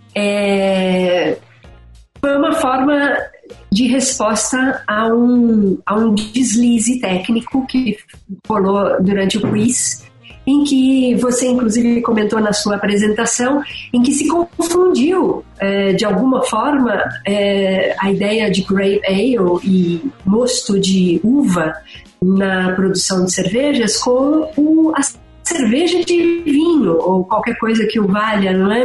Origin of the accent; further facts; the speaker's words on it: Brazil; uma brasileira que está saudosa